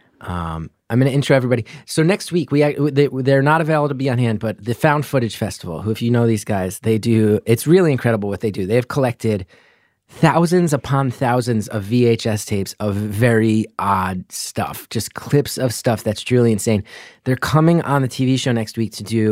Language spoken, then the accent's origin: English; New Jersey, United States; growing up in North Jersey